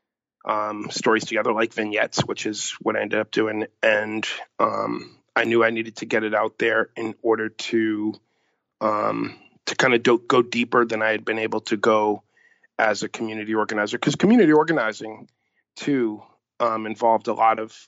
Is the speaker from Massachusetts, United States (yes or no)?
yes; Boston, Massachusetts, United States; the community I grew up